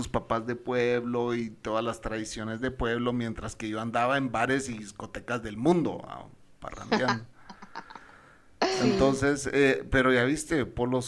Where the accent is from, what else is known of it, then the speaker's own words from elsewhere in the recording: Guatemala; born there; Chapina es los que nacimos en Guatemala, ¿verdad?